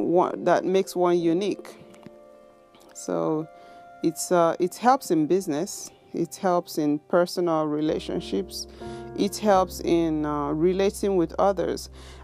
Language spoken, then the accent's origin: English; Nigeria; first language Igbo; English is a second language; moved away as an adult; now in Japan; I speak my native tongue, my native language, which is Igbo. Igbo, we call it Igbo. Then I speak English, and then I speak Japanese. The first two are, my first languages. And the third one is, I picked it up after I was already 20 years old when I came to Japan.